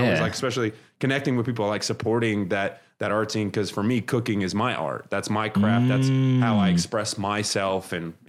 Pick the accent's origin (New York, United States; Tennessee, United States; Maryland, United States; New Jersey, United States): New York, United States; Brooklyn; moved away; my parents came from Lebanon. They immigrated over to New York. So I'm from Brooklyn originally.